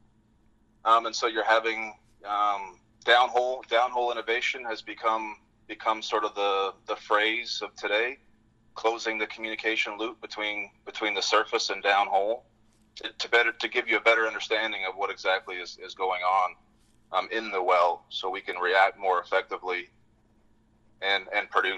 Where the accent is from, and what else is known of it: British Columbia, Canada; born or raised there; moved away as an adult; now in Fort Worth, United States